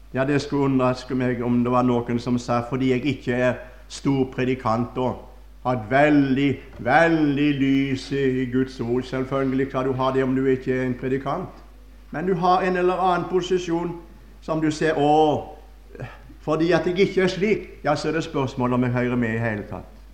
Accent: Førde, Vestland, Norway; moved away; Da var jeg hjemme i Førde

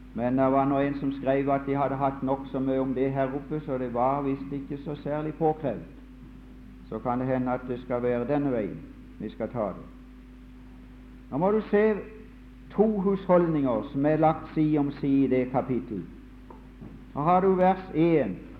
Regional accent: Mosby, Agder, Norway; hjemme på Mosby under krigen

